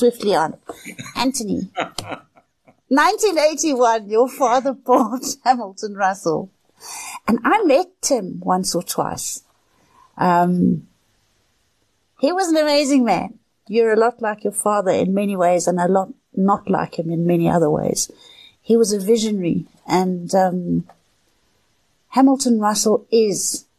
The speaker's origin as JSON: {"language": "English", "town": "Johannesburg", "region": "Gauteng", "country": "South Africa", "tie": "born or raised there", "said": "I was born in Johannesburg"}